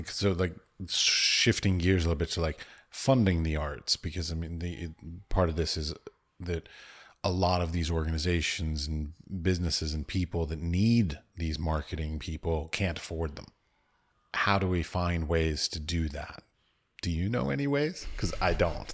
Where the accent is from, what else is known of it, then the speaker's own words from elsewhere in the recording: United States; now in Prague, Czech Republic; I'm from the United States